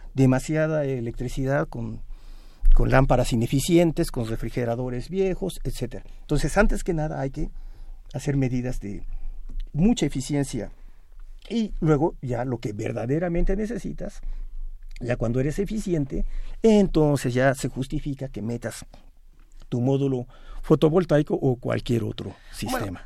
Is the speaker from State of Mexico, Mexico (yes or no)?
yes; State of Mexico, Mexico; En el Estado de México, de donde yo vengo